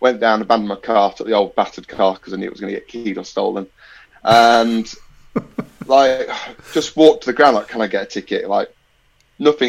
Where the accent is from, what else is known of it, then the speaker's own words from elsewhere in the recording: Nottingham, East Midlands, United Kingdom; Living and growing up in Nottingham